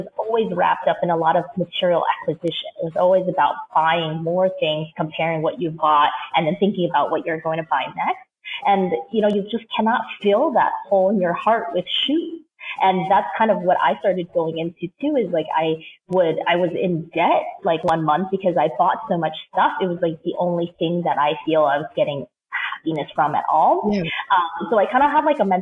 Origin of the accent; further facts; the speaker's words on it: Seattle, Washington, United States; moved away as an adult; also born or lived in New York; I grew up in Seattle, so came to New York